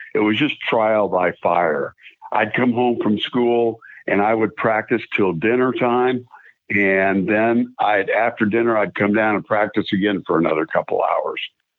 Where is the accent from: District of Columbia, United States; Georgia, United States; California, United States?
California, United States; San Diego; born there; also born or lived in South Carolina; to live in South Carolina at the time, and we moved back to California, where I forgot to mention that I was born in San Diego. So we moved back to San Diego in 75